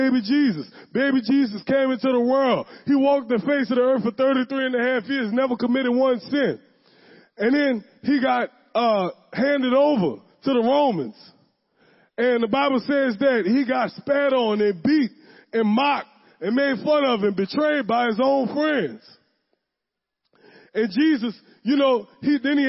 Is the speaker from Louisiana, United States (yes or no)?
yes; the West Bank, Louisiana, United States; I'm from the West Bank. I was born and raised on the West Bank.